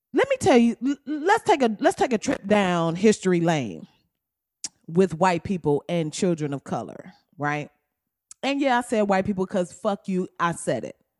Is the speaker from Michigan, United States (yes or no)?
yes; Flint, Michigan, United States; I'm from Flint, Michigan